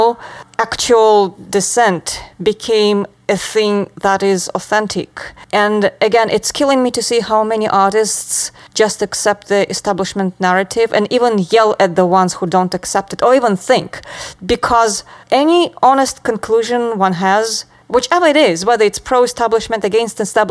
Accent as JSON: {"language": "English", "region": "Moscow", "country": "Russia", "tie": "born or raised there", "moved": "yes", "lives_now": "United States", "said": "I grew up in Moscow."}